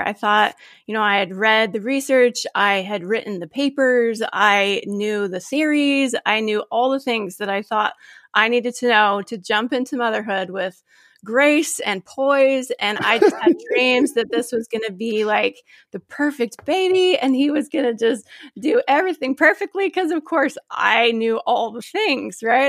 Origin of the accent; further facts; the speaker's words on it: Gilbert, Arizona, United States; now in Phoenix area, United States; I grew up in Gilbert, Arizona